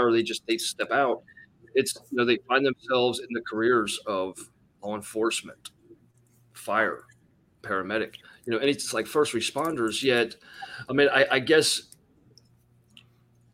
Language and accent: English; Harrison, Ohio, United States; I grew up in Harrison, Ohio